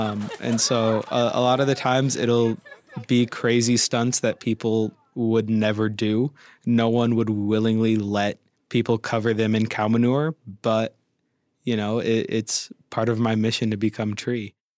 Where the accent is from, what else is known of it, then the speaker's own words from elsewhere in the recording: Wilton, California, United States; I'm Miwok from the Wilton Rancheria here in California.